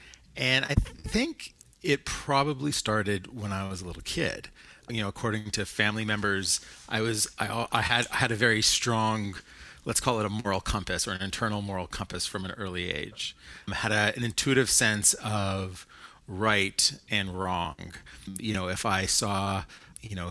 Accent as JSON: {"language": "English", "town": "Toronto", "region": "Ontario", "country": "Canada", "tie": "born or raised there", "also_born_or_lived": "Montreal", "said": "I grew up in Toronto"}